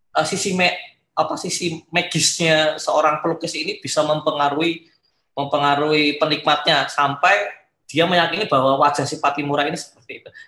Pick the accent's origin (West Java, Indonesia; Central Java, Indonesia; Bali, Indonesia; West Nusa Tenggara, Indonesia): Central Java, Indonesia; Surakarta; karena kan saya juga dari Solo ya.